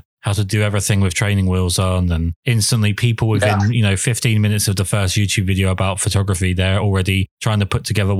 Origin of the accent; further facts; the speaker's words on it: England, United Kingdom; I'm English.